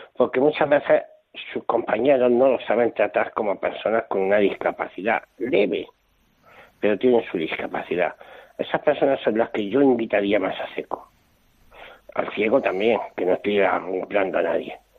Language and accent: Spanish; Bilbao, Basque Country, Spain; nací un día 18 de noviembre por la mañana en Bilbao